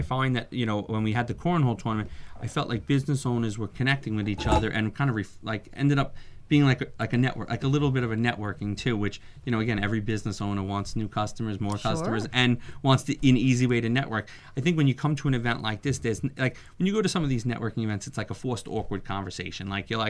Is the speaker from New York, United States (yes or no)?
yes; New York, United States; I came from New York, so a lot of, you know, I have a network of people that, you know, from Long Island